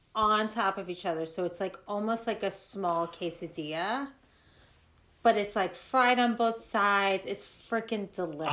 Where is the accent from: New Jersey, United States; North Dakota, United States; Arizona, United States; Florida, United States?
Florida, United States; also born or lived in New York; now in Los Angeles, United States; in Florida growing up